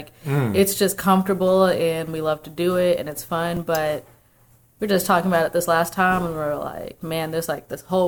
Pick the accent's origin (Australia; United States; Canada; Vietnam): United States; outside New Orleans, Louisiana; moved away; And I grew up right outside New Orleans, like an hour away.